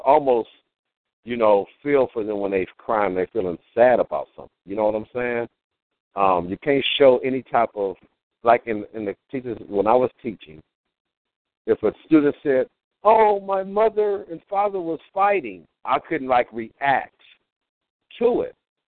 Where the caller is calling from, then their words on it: Los Angeles, California, United States; I am calling from Los Angeles